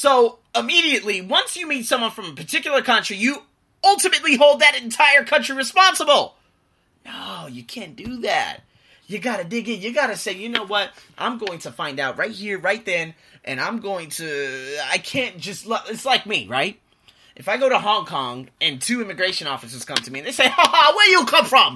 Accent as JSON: {"language": "English", "town": "Las Vegas", "region": "Nevada", "country": "United States", "moved": "yes", "lives_now": "Bangkok, Thailand", "said": "from Vegas"}